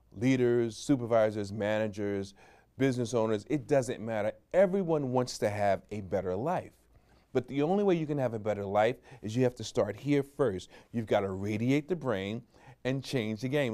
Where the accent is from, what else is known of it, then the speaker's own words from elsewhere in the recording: New York, United States; I'm a New Yorker